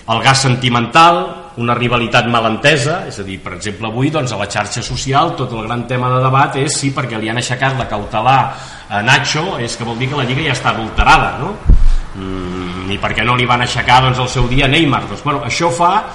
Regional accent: inland Catalonia, Spain; jo sóc de la Catalunya interior

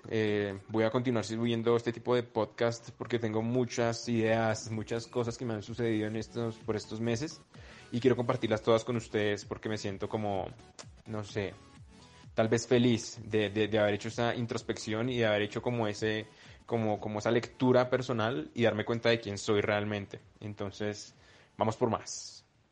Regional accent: Bogotá, Colombia; vengo del sur de Bogotá.

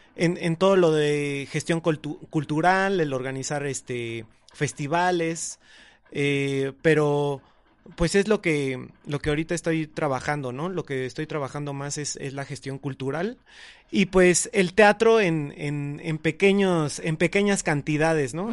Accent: State of Mexico, Mexico; soy del Estado de México, vivo en Coacalco, Estado de México

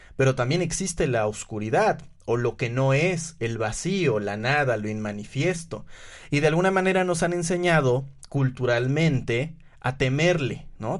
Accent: Puebla, Mexico; en que soy hombre, en que soy poblano

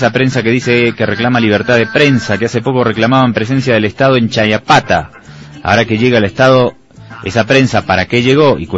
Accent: Argentina; born there; y yo nací en Argentina en el año 1976, eh, dos meses después del golpe de Estado de Videla.

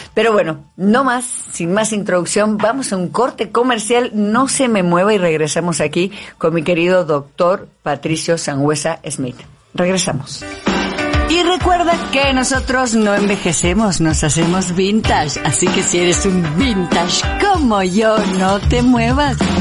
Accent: Río Tercero, Córdoba, Argentina; moved away as an adult; now in Mexico City, Mexico; ciudadana ilustre de en Río Tercero, en Córdoba, donde yo soy en Argentina

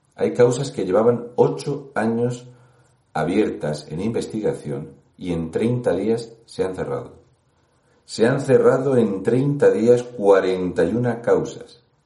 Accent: Region of Murcia, Spain; un murciano encabronado

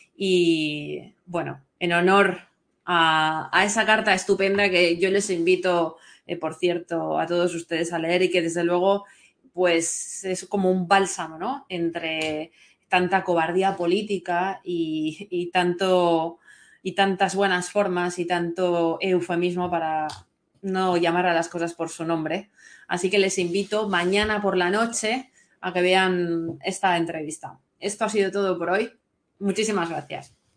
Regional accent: Valencian Community, Spain; lo que somos los valencianos

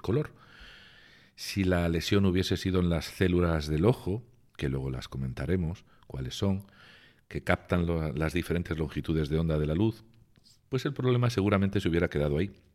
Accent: Region of Murcia, Spain; now in Pointe-Noire, Republic of the Congo; mi tierra, en Murcia

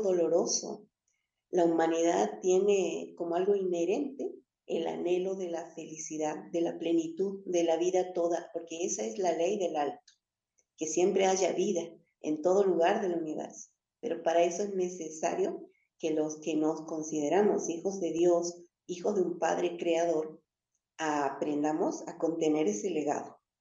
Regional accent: Jujuy, Argentina; also born or lived in Patagonia; desde Jujuy, que es la provincia que me ha criado y me ha cuidado desde hace mucho tiempo, siendo que yo nací en la Patagonia

